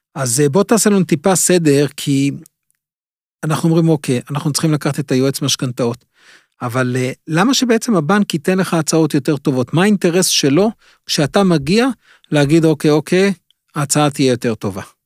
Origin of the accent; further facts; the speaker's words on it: Israel; אנחנו כמו ישראלים